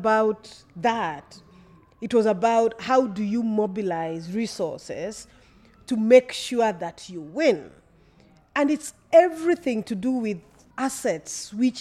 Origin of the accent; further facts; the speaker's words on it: Kenya; as Kenyan women